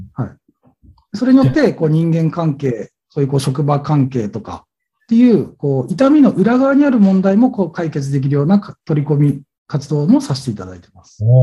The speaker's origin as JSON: {"language": "Japanese", "town": "Kurume", "region": "Fukuoka", "country": "Japan", "tie": "born or raised there", "said": "今、こう、住んでる地元の久留米、福岡県の久留米市に"}